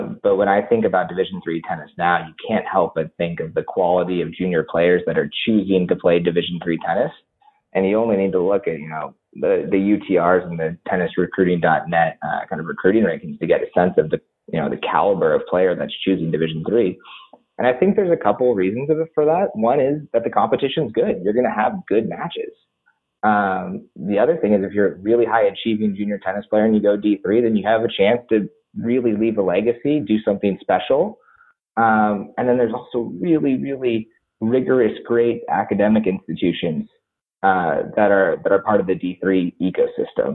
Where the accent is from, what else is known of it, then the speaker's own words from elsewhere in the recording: San Diego, California, United States; moved away as an adult; I'm originally from San Diego, so I competed in Southern California junior tennis tournaments.